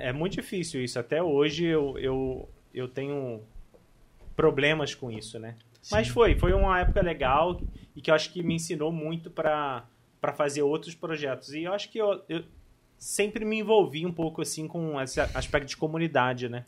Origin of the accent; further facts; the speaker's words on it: Barra Mansa, Rio de Janeiro, Brazil; now in Volta Redonda, Brazil; nasci em Barra Mansa, atualmente estou morando em Volta Redonda